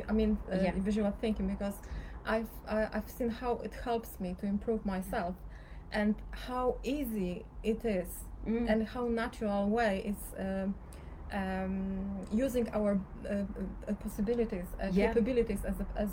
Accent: Poland; moved away as an adult; now in Cyprus; I'm from Poland

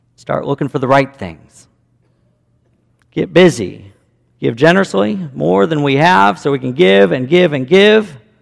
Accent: Chicago, Illinois, United States; moved away as an adult; also born or lived in Cody, Wyoming; I grew up in Chicago suburbs

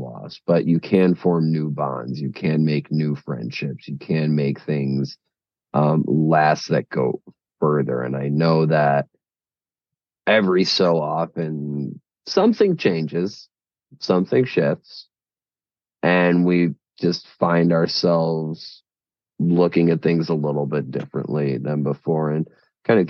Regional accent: Chicago, Illinois, United States; We are both from Chicago.

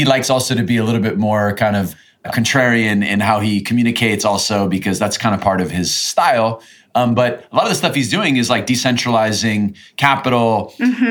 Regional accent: United States; now in Latin America; being an American, living in Latin America

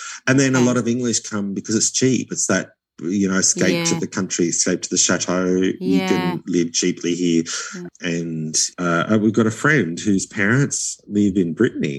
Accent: Australia

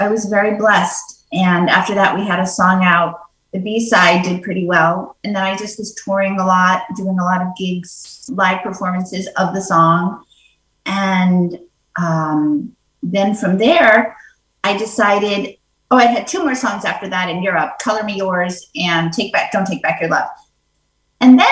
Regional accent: New York City, New York, United States; I grew up in New York City.

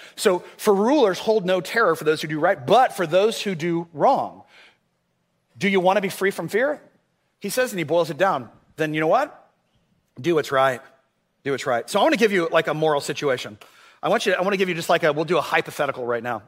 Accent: Orlando, Florida, United States; when I was a kid, uh, I grew up here in Orlando

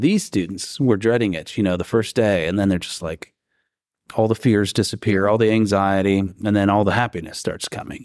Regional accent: Ohio, United States; moved away as an adult; now in Alabama, United States; I'm originally from Ohio.

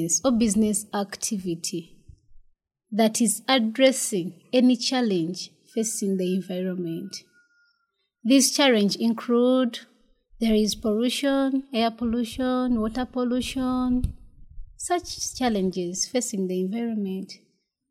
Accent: Kyotera? district, Central Region of Uganda, Uganda; also born or lived in Kalagala, Mpigi District, Uganda; I grew up from the central region of Uganda in Chivoga district

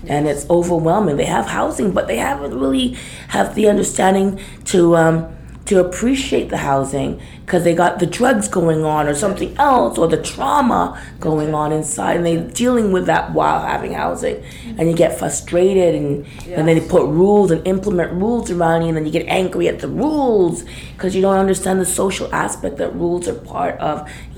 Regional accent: Ontario, Canada; now in Vancouver, Canada; I came from Ontario.

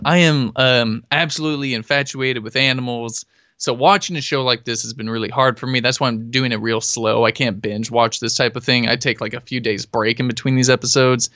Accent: Humboldt County, California, United States; also born or lived in Oregon; I'm from Humboldt County

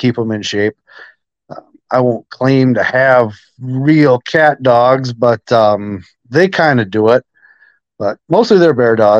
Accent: Northwest Wisconsin, United States; I'm from Northwest Wisconsin here. Enlisted in the Army at 17

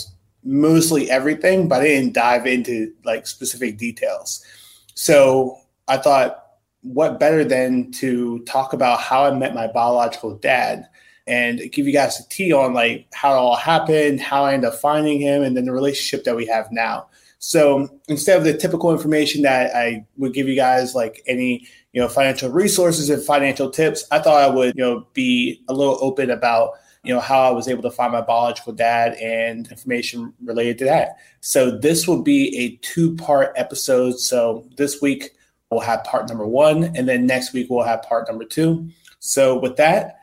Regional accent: central Pennsylvania, United States; also born or lived in Philadelphia, Pennsylvania; I was born in Philly. And then from there, I was adopted in central PA

